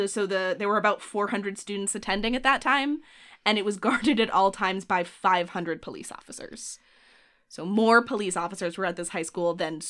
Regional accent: Boston, Massachusetts, United States; I was a South Boston boy. I grew up in Southie.

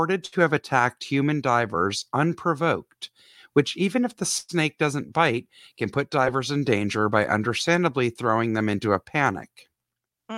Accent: the South, United States; I grew up in the South where lakes and whatnot are filled with water moccasins

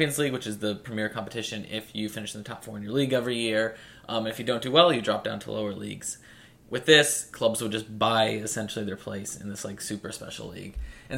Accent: United States; also born or lived in Philadelphia; I'm an American

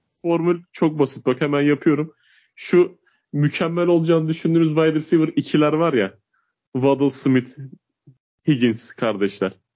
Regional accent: Uşak, Uşak Province, Turkey; ben Uşak memleketim benim

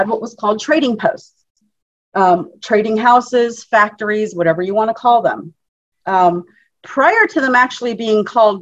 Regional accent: Alaska, United States; now in Florida, United States; I'm from Alaska, born and raised. Oh. Yeah, living in Florida right now

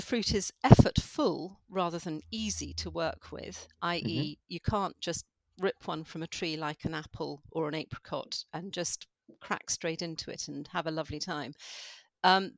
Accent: London, United Kingdom; moved away; I am a Londoner.

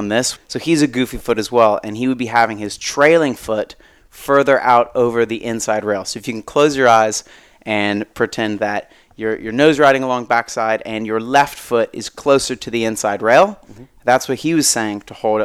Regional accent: Florida, United States; I grew up in Florida

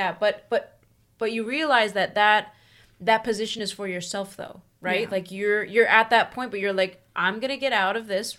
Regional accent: Philadelphia, Pennsylvania, United States; We're from the Philadelphia area.

